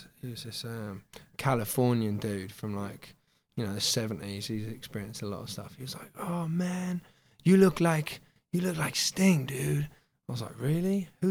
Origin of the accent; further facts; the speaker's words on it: Essex, East of England, United Kingdom; now in Bishop's Stortford, United Kingdom; I was born in Essex, but then, yeah, I live just up the road in Hertfordshire, probably about 5 miles up the road in a place called Bishop Stortford, which is technically Hertfordshire, despite being surrounded by Essex